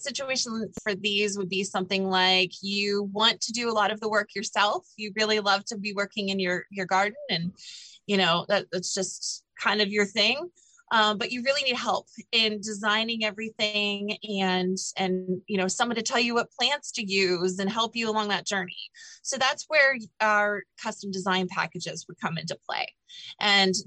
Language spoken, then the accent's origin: English; Pittsburgh, Pennsylvania, United States; moved away as an adult; also born or lived in Los Alamos, New Mexico / the South; born and raised in Pittsburgh, but I've lived all over the country. Some time in the South, some time out in the Southwest. I lived in Los Alamos, New Mexico for 4 years.